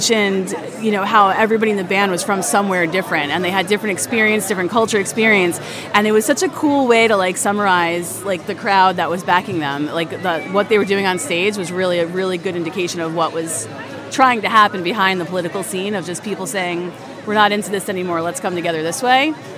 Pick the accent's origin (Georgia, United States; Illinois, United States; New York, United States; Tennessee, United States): New York, United States; Goshen; I'm from Goshen, New York.